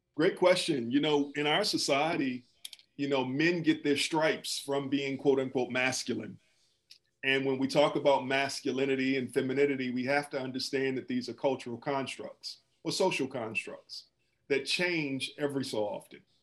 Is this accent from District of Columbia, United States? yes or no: yes; Washington, District of Columbia, United States; moved away; also born or lived in Atlanta / Wisconsin; I'm originally from Washington, D.C.